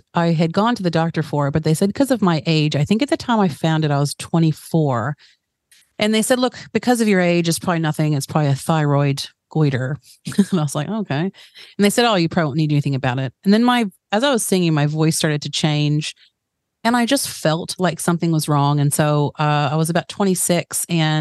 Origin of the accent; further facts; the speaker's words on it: Chattanooga, Tennessee, United States; accent: American; also born or lived in New Jersey; now in New Zealand; when I was really young, my family moved down to Tennessee in a place called Chattanooga